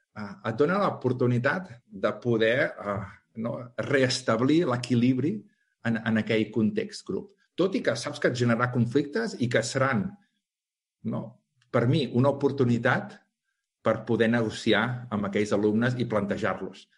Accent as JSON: {"language": "Catalan", "town": "Calella", "region": "Catalonia", "country": "Spain", "said": "jo sóc de Calella, d'un poble"}